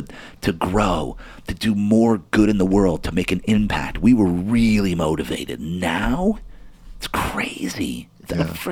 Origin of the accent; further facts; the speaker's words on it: New Jersey, United States; moved away; I'm from Jersey and I was in the military.